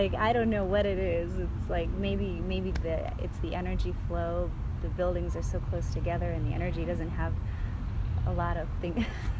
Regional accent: Texas, United States; also born or lived in West Virginia / San Francisco / Santa Monica / Michigan; I was born in West Virginia, and then we moved out to San Francisco, then Santa Monica, then Michigan, and then Texas. So I was in Texas for my adolescence, mm-hmm.

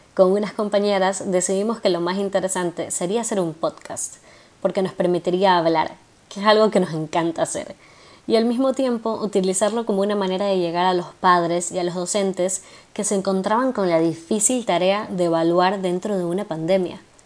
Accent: Guayaquil, Guayas, Ecuador; also born or lived in Argentina; soy guayaquileña

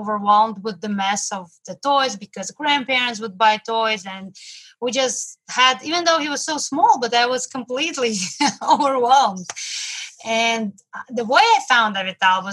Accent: Moscow, Russia; now in New York City, United States; I came from Russia, from Moscow, and now I live in New York City

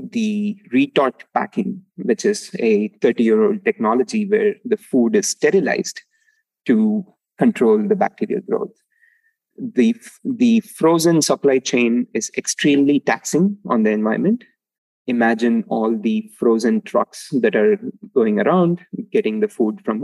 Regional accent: Palani, Tamil Nadu, India; moved away; I grew up in a small town called Palani in Tamil Nadu, which is south of India

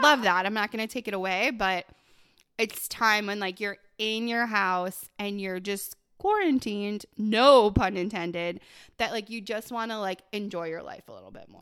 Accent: Buffalo, New York, United States; moved away; I grew up in Buffalo

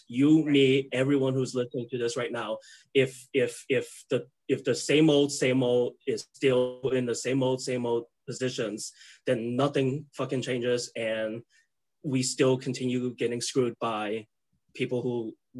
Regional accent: San Francisco, California, United States; Yeah, I grew up in San Francisco. My parents came to America essentially 33, 34 years ago from China, from mainland China, not too far from Hong Kong.

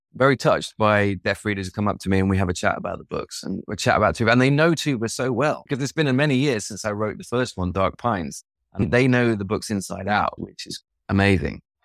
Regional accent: East Midlands, United Kingdom; now in Sweden; I'm from the Midlands, from the East Midlands. grew up in a house with no books

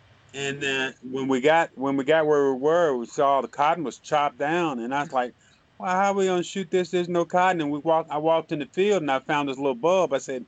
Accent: Newark, New Jersey, United States; moved away; originally I'm from Newark, New Jersey. And so in 67, we had the long, hot summer, you know, where riots and everything was going on.

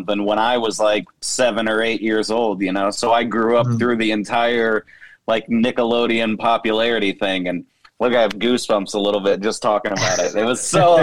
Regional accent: Kansas City, Missouri, United States; I'm from Kansas City, Missouri

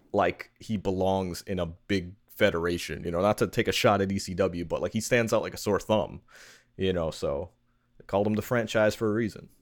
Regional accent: New York, United States; I'm from New York

